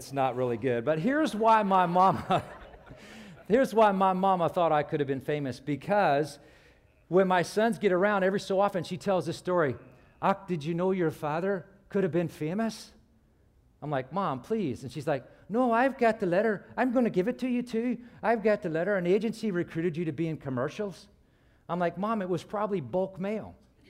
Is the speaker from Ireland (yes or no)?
yes; Ireland; Now, you may not know this, but I'm originally from Ireland. My family's Irish, obviously. And my parents have the Irish brogue.